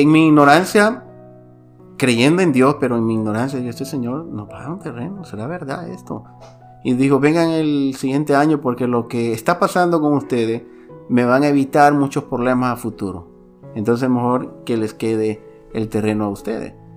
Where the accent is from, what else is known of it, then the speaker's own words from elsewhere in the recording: Santiago de María, Usulután, El Salvador; mi ciudad, de donde yo soy originario, Santiago de María, Usulután